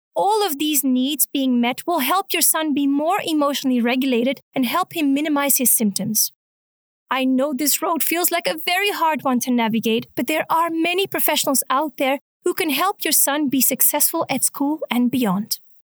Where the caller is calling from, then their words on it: Munich, Bavaria, Germany; I'm calling from Munich, Germany